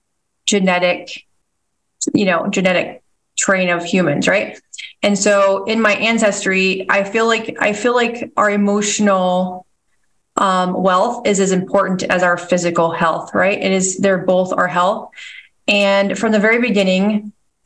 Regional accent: Nebraska, United States; also born or lived in Washington State; So I was born in Washington State and have lived most of my life in Nebraska.

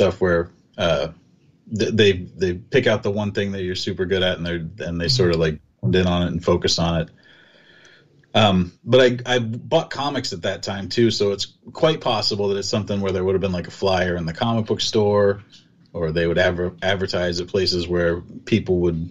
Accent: Colorado Springs, Colorado, United States; moved away as an adult; also born or lived in Baltimore, Maryland / South Dakota; now in Los Angeles, United States; I'm originally from Baltimore, but my family moved to Colorado when I was 10, and they all live there still.

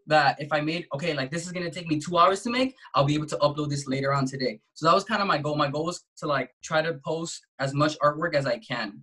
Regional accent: Compton, California, United States; I'm an artist from Compton, California

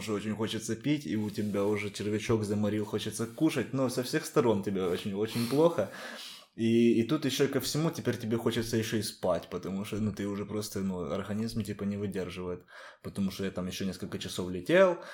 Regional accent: Ukraine; moved away as an adult; now in Lisbon, Portugal; Я говорю, с Украины

